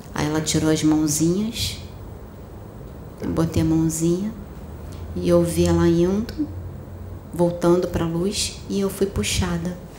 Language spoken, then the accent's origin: Portuguese; Campo Grande, Rio de Janeiro, Brazil; moved away; also born or lived in Maia; Eu nasci em Campo Grande, eu morei durante um tempo em Campo Grande antes de vir para Maia